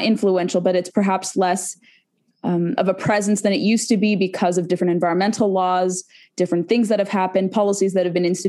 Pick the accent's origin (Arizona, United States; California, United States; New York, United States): California, United States; Southern; moved away; I'm from California originally, so I remember fire season, mostly chaparral because I was in Southern California